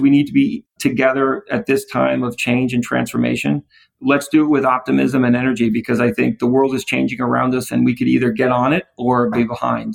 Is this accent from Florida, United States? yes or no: no; New York City, New York, United States; I grew up in the Bronx